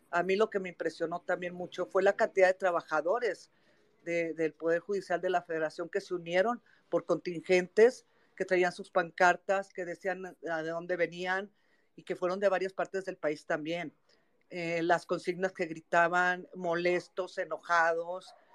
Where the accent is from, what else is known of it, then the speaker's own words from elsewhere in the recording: Mexico; me queda el orgullo que como mexicana sigo siendo, haciendo algo por mi país.